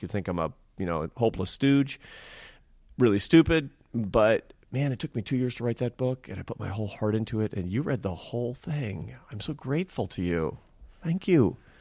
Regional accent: Seattle, Washington, United States; I'm from Seattle and my mother was an artist.

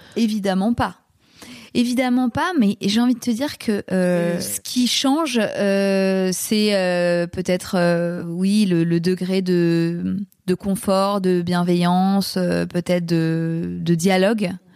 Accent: Paris, Île-de-France, France; je suis une Parisienne

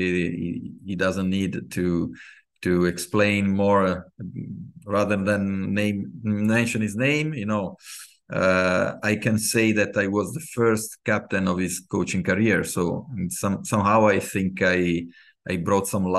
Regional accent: Genoa, Liguria, Italy; I was born in Genoa, Italy. Grown up with football

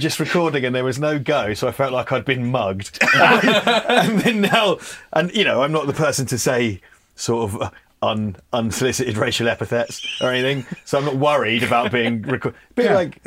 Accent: Scotland, United Kingdom; I'm Scottish

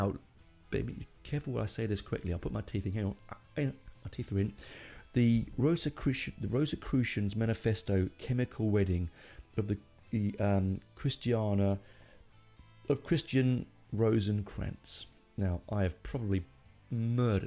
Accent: United Kingdom; being British

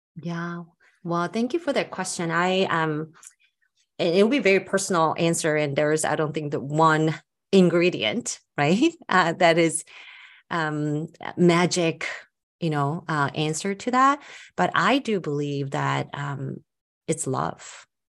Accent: United States; I'm Korean American myself

